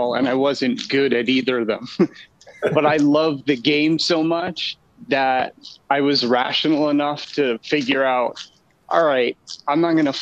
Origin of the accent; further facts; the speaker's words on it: Edison, New Jersey, United States; also born or lived in Brooklyn, New York; I was born in Brooklyn, but I grew up in Edison, New Jersey